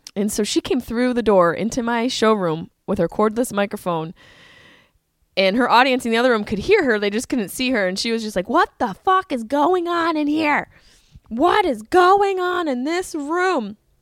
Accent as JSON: {"language": "English", "town": "Syracuse", "region": "New York", "country": "United States", "tie": "born or raised there", "moved": "yes", "said": "I grew up in Syracuse"}